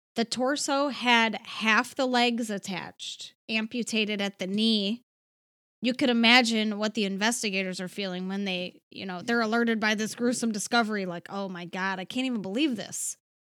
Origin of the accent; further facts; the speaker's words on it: Cleveland, Ohio, United States; So Cleveland is my hometown